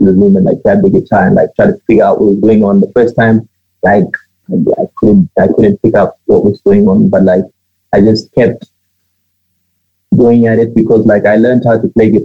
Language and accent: English; Botswana; I am originally from Zim. My parents, they left Zim in 1990, and they relocated to the site, and I was born here